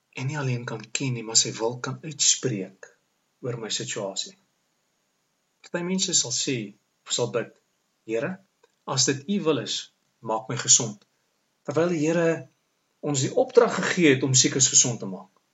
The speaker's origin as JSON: {"language": "Afrikaans", "country": "South Africa", "said": "Ons is mos Suid-Afrikaners"}